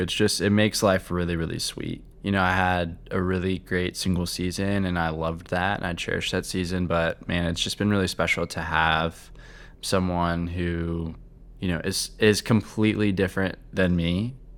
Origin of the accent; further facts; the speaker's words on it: Cincinnati, Ohio, United States; moved away as an adult; now in Charlotte, United States; I'm from Cincinnati